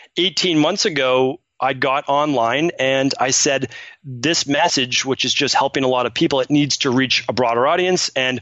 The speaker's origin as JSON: {"language": "English", "town": "Medford", "region": "Massachusetts", "country": "United States", "tie": "born or raised there", "said": "And then growing up in Medford, Massachusetts, like who becomes a naturopathic doctor?"}